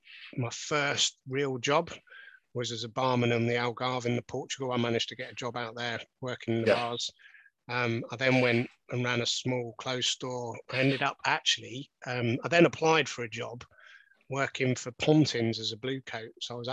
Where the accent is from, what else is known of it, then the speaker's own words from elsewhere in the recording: Lusaka, Lusaka Province, Zambia; born there; Well, I was born in Africa, actually. So if you want to go back to when I was first, I was actually born in Zambia, in Lusaka.